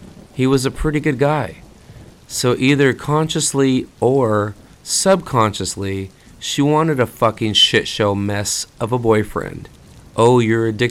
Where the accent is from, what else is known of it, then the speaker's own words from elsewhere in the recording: Fresno, California, United States; my hometown of Fresno